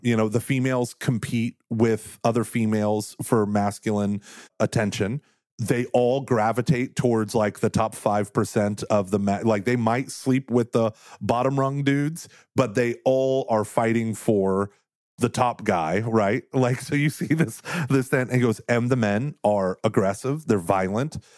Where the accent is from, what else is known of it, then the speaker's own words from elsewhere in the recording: Australia; I'm an Australian